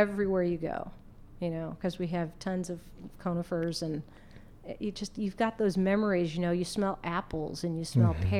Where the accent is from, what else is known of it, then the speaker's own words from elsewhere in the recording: Beaverton, Oregon, United States; moved away; growing up in Oregon